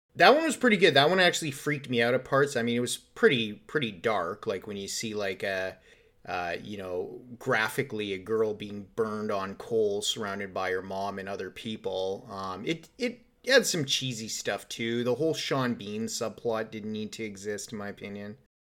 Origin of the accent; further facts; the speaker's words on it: Canada; we're Canadian